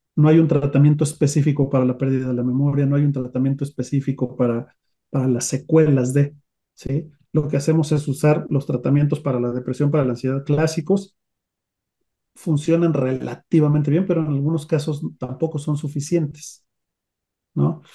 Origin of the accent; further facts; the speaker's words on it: Mexico; En nuestro país